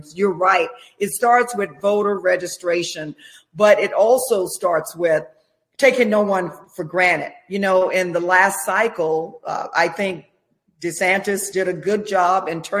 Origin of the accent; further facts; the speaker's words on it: Jacksonville, Florida, United States; also born or lived in Orlando, Florida; I was born and raised in North Florida in Jacksonville.